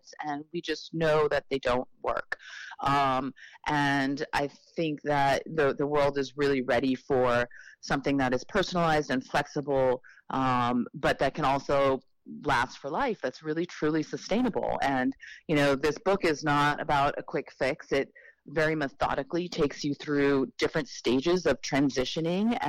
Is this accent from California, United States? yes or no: no; New York City, New York, United States; I was born in Manhattan, right here in New York City.